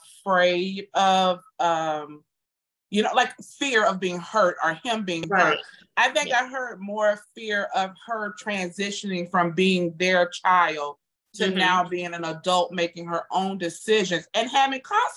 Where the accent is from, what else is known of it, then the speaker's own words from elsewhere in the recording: Jamaica; Not because we're Jamaican, that's because we're humans.